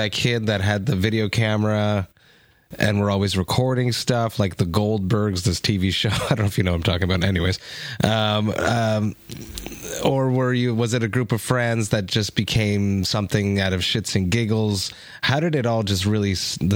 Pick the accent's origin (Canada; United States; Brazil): Canada; Deux-Montagnes, Quebec; I'm from Two Mountains